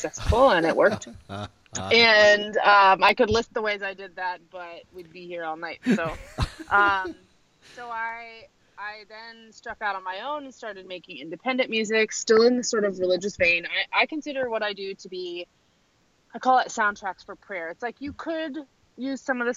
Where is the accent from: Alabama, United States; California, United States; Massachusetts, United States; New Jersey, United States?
New Jersey, United States; I'm from New Jersey, and my dad is a Syrian refugee